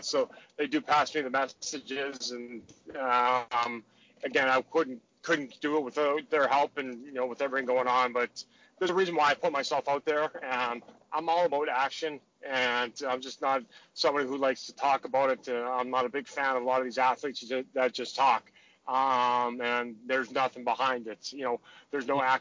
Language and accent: English; Saskatoon, Saskatchewan, Canada; So I had a lot of my family up there. So to have it so close to, you know, where I was, you know, from